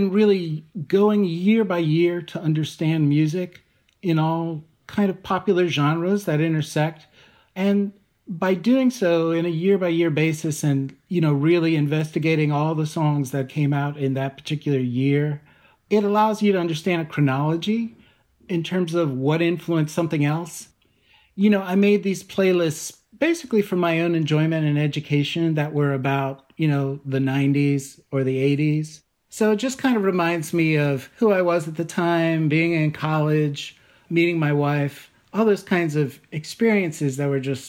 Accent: Cumberland, Maryland, United States; moved away; I grew up in Western Maryland in a small town called Cumberland, which is in the Appalachians

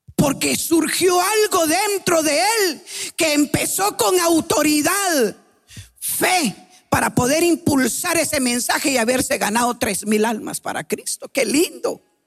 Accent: Guatemala; venimos de Guatemala

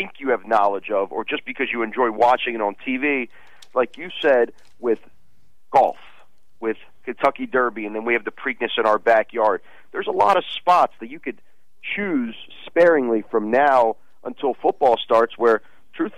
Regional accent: Russia; moved away; it's in my home country

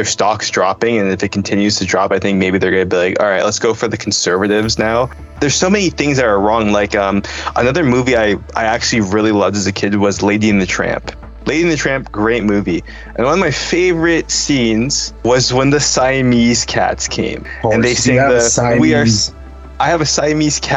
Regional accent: Canada; I told people I was from Canada

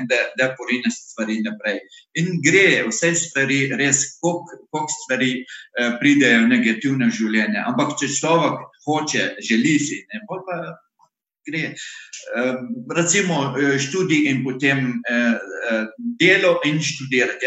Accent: Iraq; Slovenian is a second language; moved away as an adult; now in Slovenia; jaz sem iz Iraka

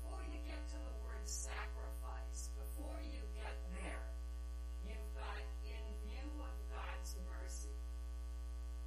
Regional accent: Yakima, Washington, United States; I'm from Yakima, so I don't live very far away from here, and I was born and raised there

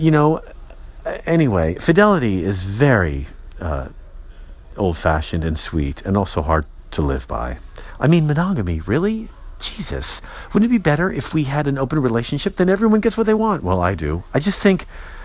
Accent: San Francisco, California, United States; I'm from San Francisco

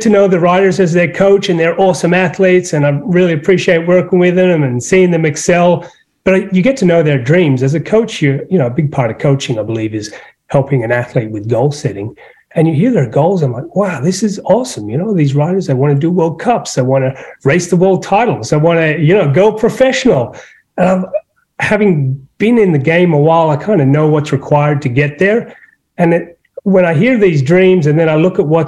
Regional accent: Sydney, New South Wales, Australia; now in Traverse City, United States; I'm not from Traverse City, you probably tell. I'm from Sydney, Australia

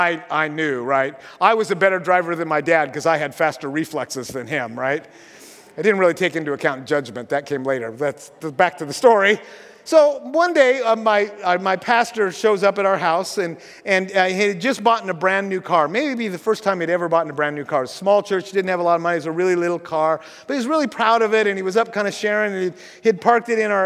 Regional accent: Washington, United States; You know that I grew up in Grays Harbor, and I love the ocean most of all in the winter.

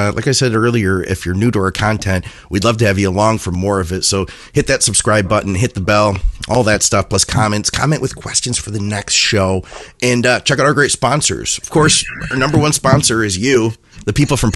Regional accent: Midwest, United States; I'm a Midwesterner.

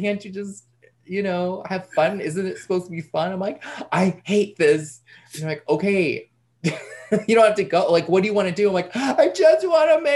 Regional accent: outside of New York City, United States; moved away as an adult; also born or lived in Brooklyn; now in Massachusetts, United States; I was born and raised outside of New York City

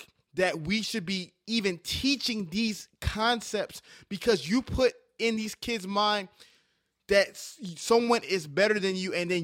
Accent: New York City, New York, United States; I was born in Staten Island, New York. Had Dominican friends, had Polish friends, had Irish friends, had all types of friends

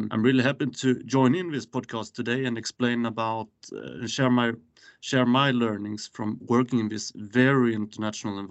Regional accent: Skåne, Sweden; now in Stockholm, Sweden; I work from an office in Stockholm currently, but I am from Skåne myself.

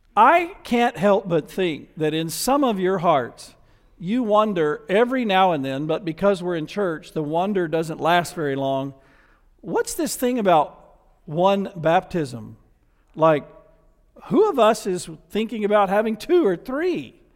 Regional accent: the South, United States; accent: Southern; I was from the South and had a Southern accent

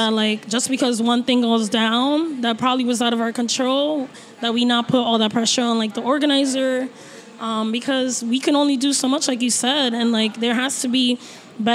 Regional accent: New York City, New York, United States; I'm from Brooklyn

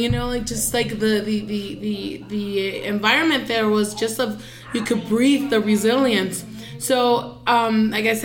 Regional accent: Agua Prieta, Sonora, Mexico; also born or lived in Douglas, Arizona, United States; now in Phoenix, United States; I was born in Douglas, raised in Agua Prieta

